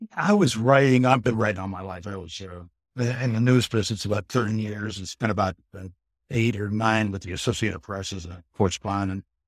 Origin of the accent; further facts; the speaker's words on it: Ohio, United States; moved away; also born or lived in Austin / Houston / Phoenix / Myrtle Beach; I'm originally from Ohio and, um, lived in Austin, Houston, Phoenix, Myrtle Beach